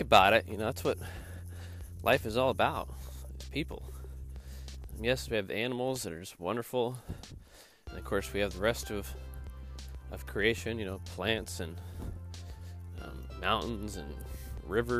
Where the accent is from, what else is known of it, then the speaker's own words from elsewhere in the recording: the South, United States; moved away; I'm not from the South anymore